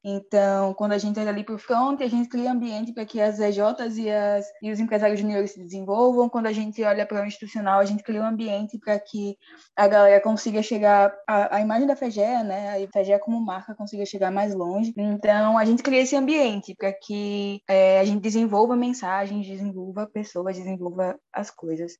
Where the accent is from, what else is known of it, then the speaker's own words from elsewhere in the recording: Alagoas, Brazil; no nosso estado